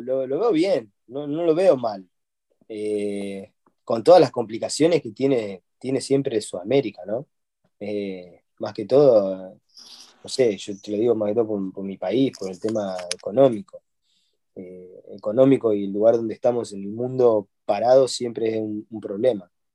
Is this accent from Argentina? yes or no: yes; Argentina